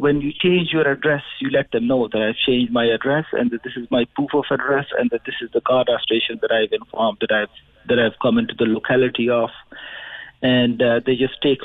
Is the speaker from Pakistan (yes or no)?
yes; Pakistan; moved away as an adult; now in Ireland; I come from Pakistan, and I came to Ireland October 2014, more than 6 years back